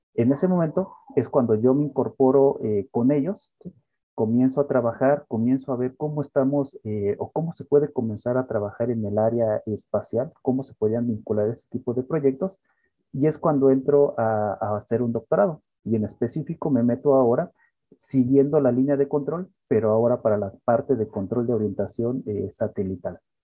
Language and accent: Spanish; Querétaro, Mexico; Yo soy queretano completamente